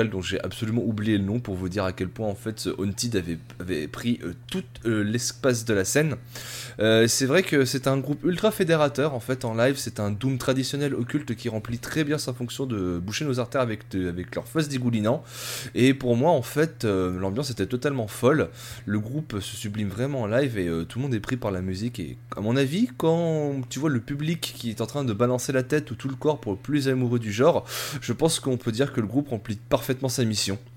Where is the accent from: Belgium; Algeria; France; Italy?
Italy; Et moi, je suis italien.